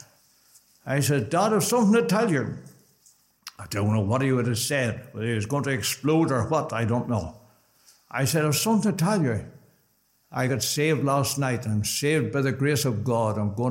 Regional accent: Belfast, Northern Ireland, United Kingdom; also born or lived in Dromore / Portadown; We lived in, I was born in Dromore, Portadown for 5 years and into Belfast

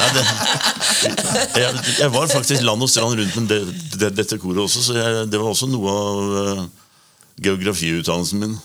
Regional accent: Oslo, Norway; en Oslo-gutt

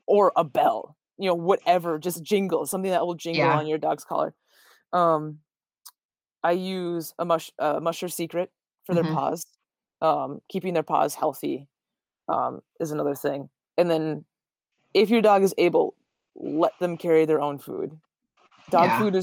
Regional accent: northern Minnesota, United States; I grew up in the snow. I'm born and raised in Minnesota, especially northern Minnesota

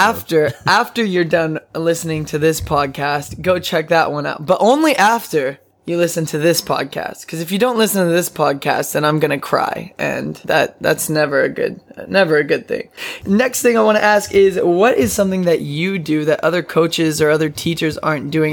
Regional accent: Odessa, Texas, United States; I'm from Odessa, Texas

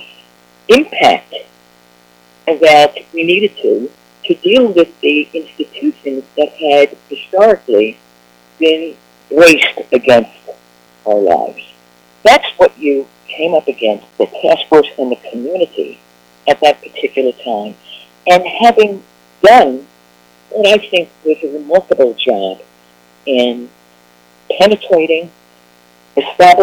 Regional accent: New York City, New York, United States; I grew up in the Bronx

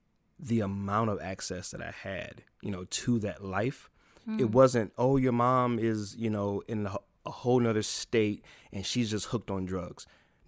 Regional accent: Toledo, Ohio, United States; also born or lived in Chicago; I was born in Chicago, Illinois, Cook County Hospital, to be exact. Spent 7 years in Chicago, and then my grandmother moved myself and my mother into a home in Toledo, Ohio.

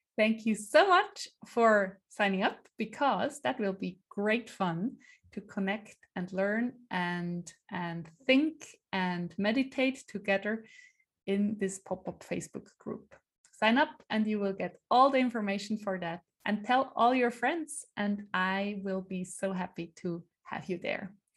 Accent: Switzerland; first language Swiss German; English is a second language; also born or lived in Iowa City, United States; swiss german is um is yeah my mother tongue

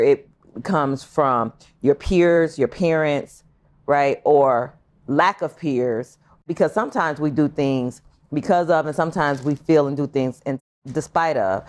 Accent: Long Beach, California, United States; I was born in California, Long Beach

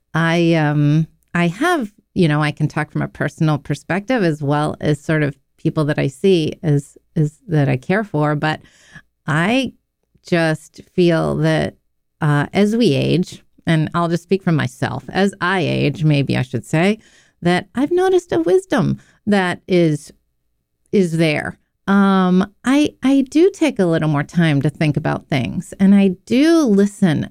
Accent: Pittsburgh, Pennsylvania, United States; I was born in Pittsburgh

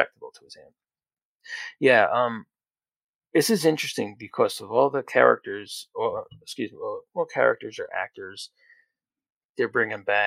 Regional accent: New Jersey, United States

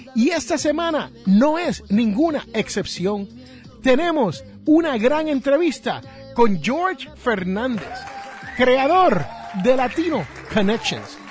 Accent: Puerto Rico; also born or lived in Jersey City, New Jersey; donde yo me crié, en la isla del encanto

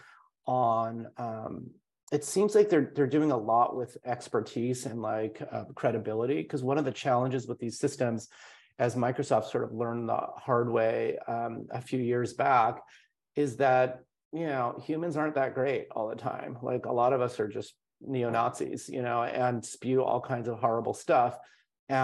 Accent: India; I'm from India. I've spent a lot of time in India

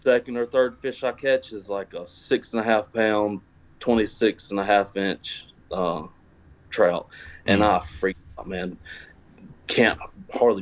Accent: Lumberton, North Carolina, United States; originally from Lumberton, North Carolina

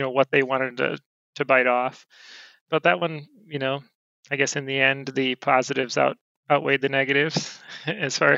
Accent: Monroe, United States; my hometown of Monroe

